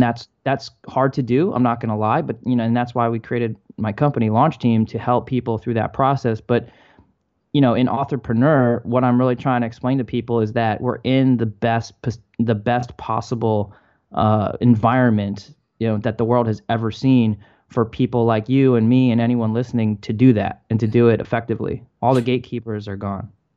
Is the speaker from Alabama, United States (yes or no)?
no; Maryland, United States; moved away as an adult; also born or lived in Michigan; I grew up in Maryland.